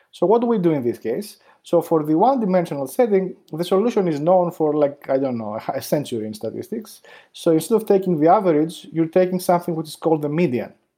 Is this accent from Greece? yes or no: yes; Greece; moved away as an adult; also born or lived in New York, United States; I grew up in Greece